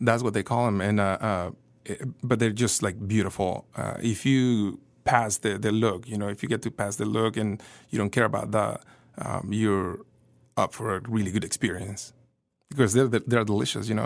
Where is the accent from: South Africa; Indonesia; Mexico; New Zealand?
Mexico; Coatzacoalcos, Veracruz; now in Kansas City, United States; I'm from Veracruz